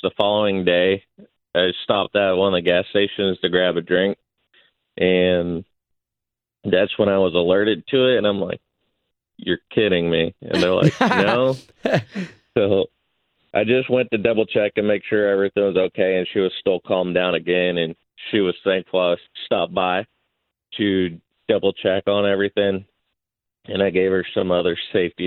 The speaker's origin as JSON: {"language": "English", "town": "Fort Pierce", "region": "Florida", "country": "United States", "said": "I'm from Fort Pierce"}